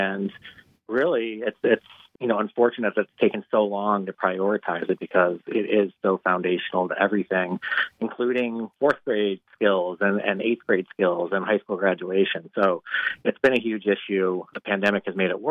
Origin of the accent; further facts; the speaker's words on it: Rochester, New York, United States; my hometown of Rochester